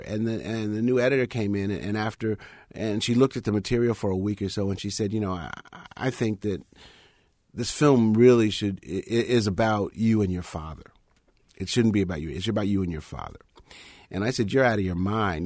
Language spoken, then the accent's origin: English; United States; I'm a black person. I'm American